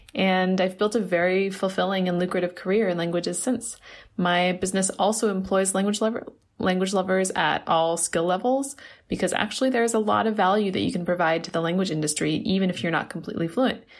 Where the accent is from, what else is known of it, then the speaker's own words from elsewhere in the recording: United States; now in Beijing, China; I'm an American, but currently based in Beijing, China